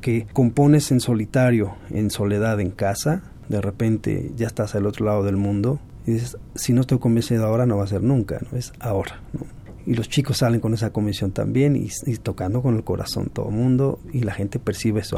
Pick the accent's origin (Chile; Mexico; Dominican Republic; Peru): Mexico; ni somos caribeños, ni somos estos, nacidos en México